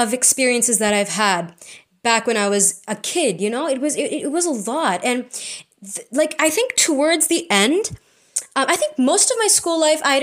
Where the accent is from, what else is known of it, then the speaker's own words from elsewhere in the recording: India; We are Indian postgrads in psychology